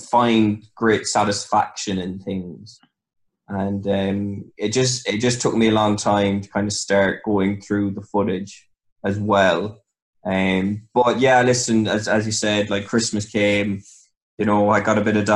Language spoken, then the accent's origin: English; Ireland; also born or lived in Reading, England; So I was born in Reading. We moved back to Ireland when I was 7